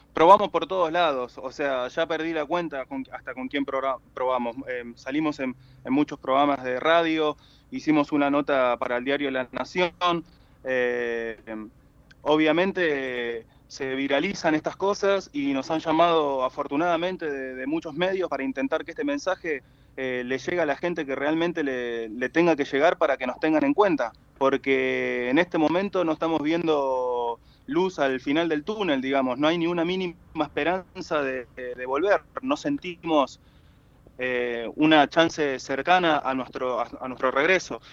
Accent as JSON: {"language": "Spanish", "country": "Argentina", "said": "Somos nueve tripulantes argentinos"}